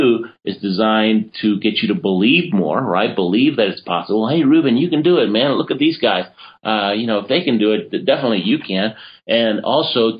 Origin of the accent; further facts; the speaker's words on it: Argentina; moved away; I was born in Argentina, and so I competed for Argentina